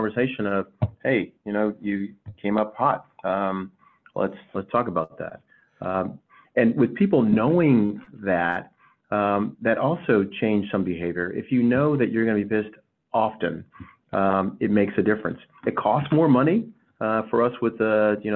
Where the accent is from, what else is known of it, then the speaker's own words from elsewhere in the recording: El Paso, Texas, United States; moved away; I was from El Paso